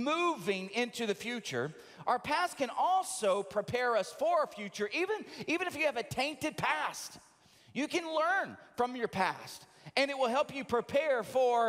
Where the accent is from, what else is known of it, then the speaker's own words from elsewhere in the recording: the South, United States; Now, I grew up in the South